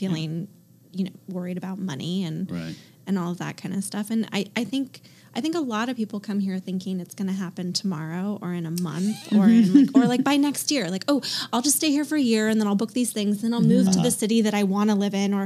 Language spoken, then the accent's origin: English; Bay Area, California, United States; now in Los Angeles, United States; I grew up in the Bay Area